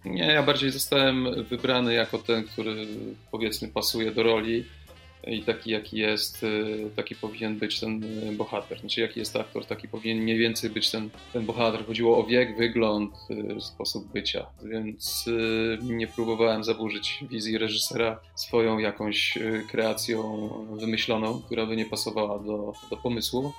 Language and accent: Polish; Kostomłoty, Lower Silesian Voivodeship, Poland; moved away; pochodzę z, z Wrocławia, dokładnie, z Kostomłotów